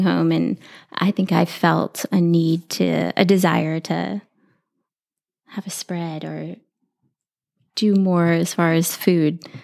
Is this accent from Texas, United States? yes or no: yes; San Antonio, Texas, United States; I grew up here in San Antonio